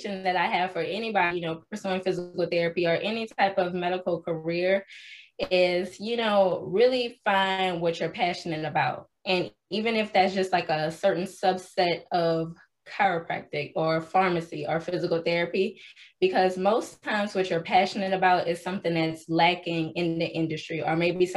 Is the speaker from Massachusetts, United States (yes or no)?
no; New Orleans, Louisiana, United States; also born or lived in Birmingham, Alabama; now in Houston, United States; I am originally from New Orleans, Louisiana, but I live in Houston now